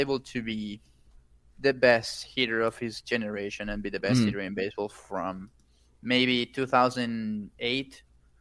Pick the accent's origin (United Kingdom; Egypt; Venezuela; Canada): Venezuela; Caracas, Capital District; Caracas, my hometown